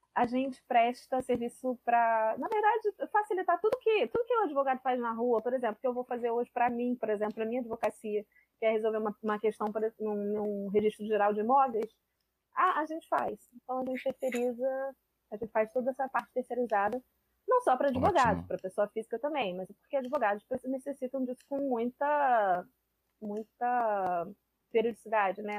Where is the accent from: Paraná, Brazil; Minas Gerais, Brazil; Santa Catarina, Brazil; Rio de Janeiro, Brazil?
Rio de Janeiro, Brazil; sou carioca